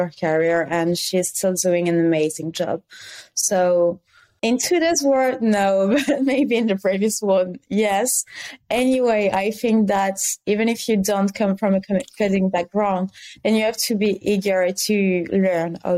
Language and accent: English; France; accent: French; English is a second language; I am French, as you may be able to tell regarding my accent.